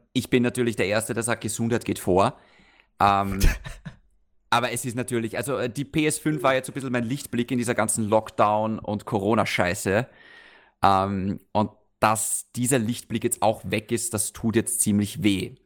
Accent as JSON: {"language": "German", "country": "Austria", "said": "bei uns in Österreich"}